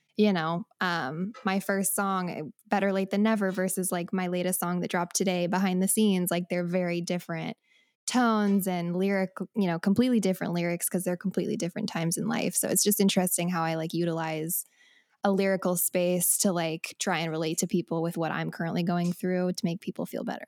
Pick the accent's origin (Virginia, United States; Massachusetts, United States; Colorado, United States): Colorado, United States; moved away as an adult; also born or lived in Nashville; now in Los Angeles, United States; I am from Colorado